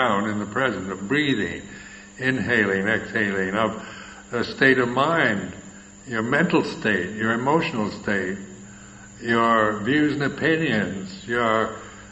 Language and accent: English; California, United States; moved away as an adult; also born or lived in Thailand; where I'm from California